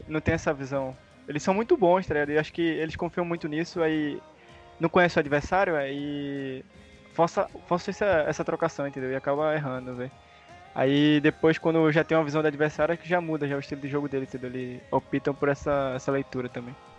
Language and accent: Portuguese; Pernambuco, Brazil; Eu sou de Pernambuco, eu moro perto de Recife aqui